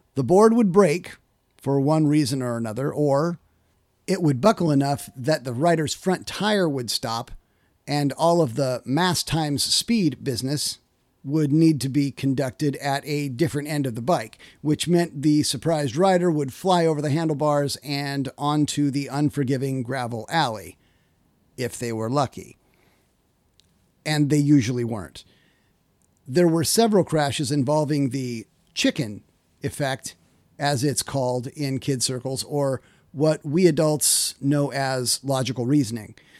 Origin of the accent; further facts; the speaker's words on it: Kittitas, Washington, United States; I grew up in Kittitas, Washington